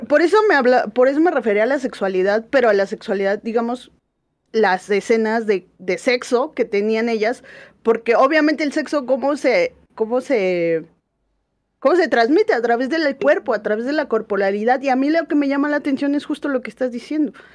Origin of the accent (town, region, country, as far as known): Mexico